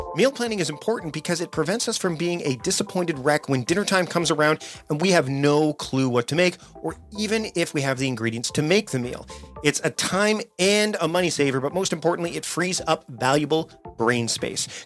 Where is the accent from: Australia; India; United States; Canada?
Canada; also born or lived in Vancouver Island, British Columbia; I'm Canadian, so I say Z, not